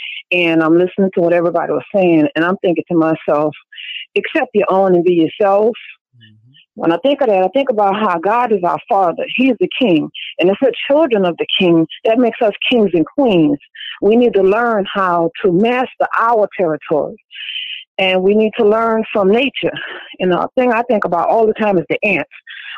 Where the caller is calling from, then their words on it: New Orleans, Louisiana, United States; I'm calling from New Orleans.